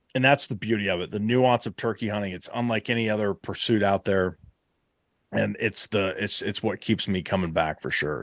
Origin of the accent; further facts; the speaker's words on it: Southeast Ohio, United States; my home state, uh, you know, here, here in Southeast Ohio.